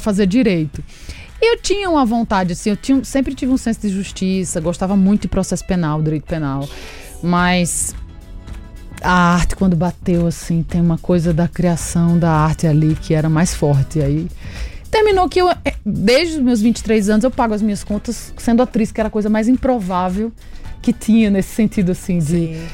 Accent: Agreste of Paraíba, Brazil; now in São Paulo, Brazil; nasci no Agreste da Paraíba

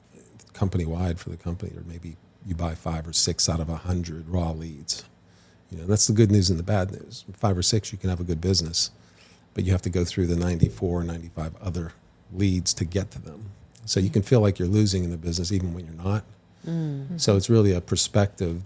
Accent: Western Pennsylvania, United States; I grew up in Western Pennsylvania

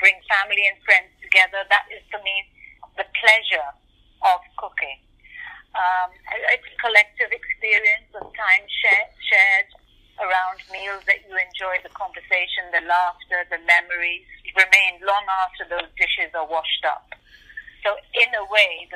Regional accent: Mumbai, Maharashtra, India; moved away; we haven't grown up in our kitchen as well in Bombay. It was more urban

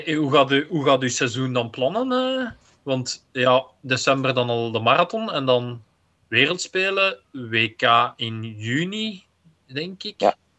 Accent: Belgium; als Belg

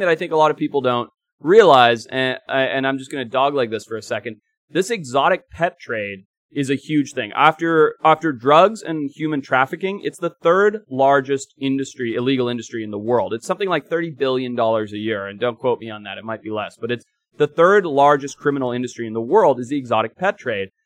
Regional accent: Zimbabwe; moved away; growing up in Zimbabwe

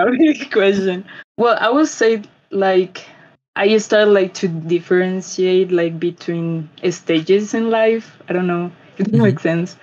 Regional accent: Bogota, Colombia; from Colombia, Bogota specifically.

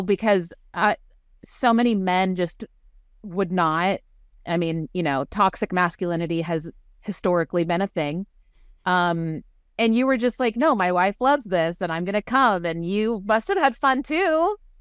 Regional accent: Waco, Texas, United States; also born or lived in Northern California; I was raised in Waco, Texas, by a strong, opinionated feminist mom

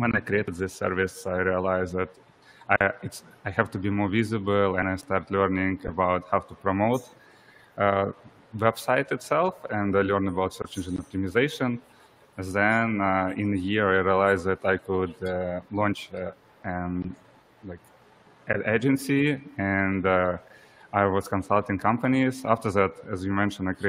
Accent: Ukraine; I'm originally from Ukraine

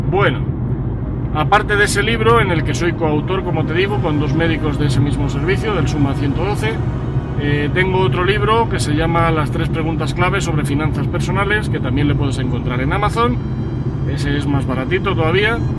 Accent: Madrid, Community of Madrid, Spain; now in Segovia, Spain; soy madrileño de nacimiento, aunque bueno, pues eh, ciudadano del mundo de adopción He vivido en varios sitios, he vivido en Madrid hasta 2004

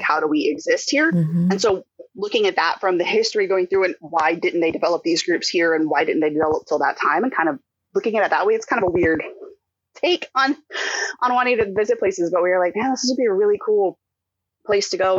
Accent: Houston, Texas, United States; also born or lived in Rochester, New York; we moved back from Rochester to Houston

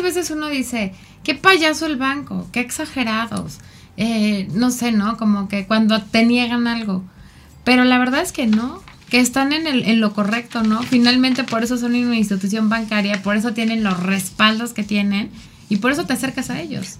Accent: Mexico; culturalmente como mexicanos eh, somos muy ayudadores

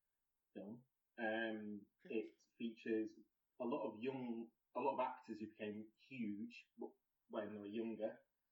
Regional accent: Lincolnshire, East Midlands, United Kingdom; now in Birmingham, United Kingdom; I live in Birmingham, but I'm from Lincolnshire. I'm gay.

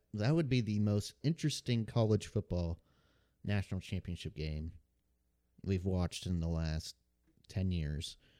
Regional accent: Memphis, Tennessee, United States; I was born in Memphis, Tennessee

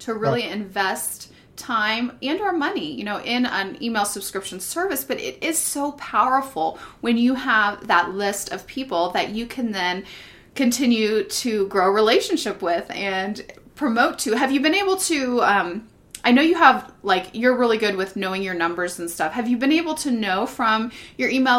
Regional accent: Western Pennsylvania, United States; I grew up in Pennsylvania, Western Pennsylvania

